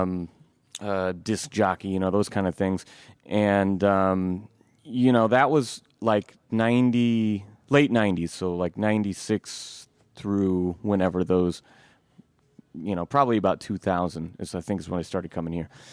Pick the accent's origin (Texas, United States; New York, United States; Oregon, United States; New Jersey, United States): Oregon, United States; Eugene; I grew up in North Eugene